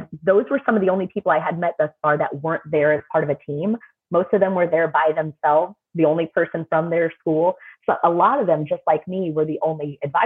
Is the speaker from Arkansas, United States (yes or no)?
no; St. Louis, Missouri, United States; I'm from the St. Louis area